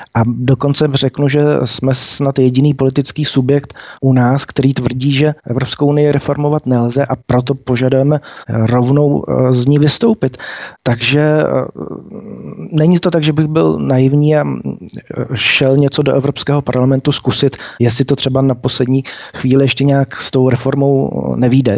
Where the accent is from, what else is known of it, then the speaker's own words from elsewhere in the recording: Czechia; jako Češi a Moravené a Slezeny